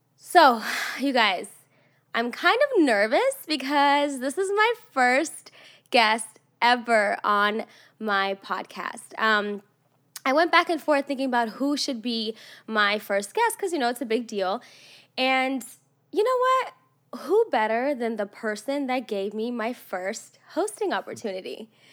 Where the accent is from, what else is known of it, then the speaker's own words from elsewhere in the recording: Russia; also born or lived in Los Angeles area, California; now in United States; I grew up in Russia, and that was cold, so I know cold